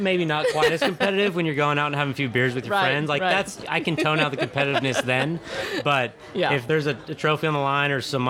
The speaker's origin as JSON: {"language": "English", "town": "Charleston", "region": "South Carolina", "country": "United States", "tie": "born there", "said": "I was born in Charleston, South Carolina"}